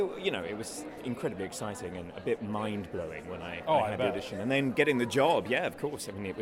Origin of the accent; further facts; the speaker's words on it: London, United Kingdom; me being a Brit over in London